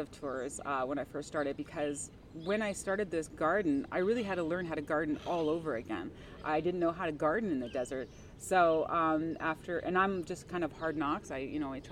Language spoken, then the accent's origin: English; Canada; now in Tempe, United States; I come from Canada